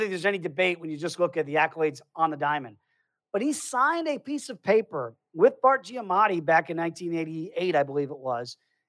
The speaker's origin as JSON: {"language": "English", "country": "United States", "said": "as an American."}